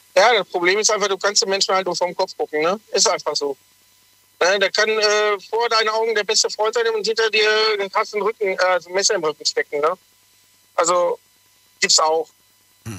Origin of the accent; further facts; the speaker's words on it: Sindelfingen, Baden-Württemberg, Germany; ich komme aus Sindelfingen.